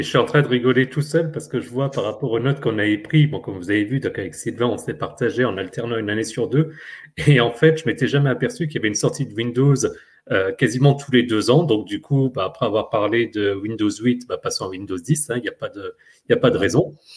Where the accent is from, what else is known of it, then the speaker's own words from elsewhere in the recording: France; chez nous en France